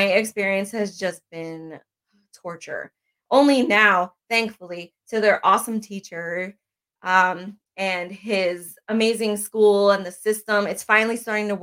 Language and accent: English; Bethlehem, Pennsylvania, United States; now in New Cumberland, United States; I am originally from Bethlehem, Pennsylvania. I'm currently here in New Cumberland, Pennsylvania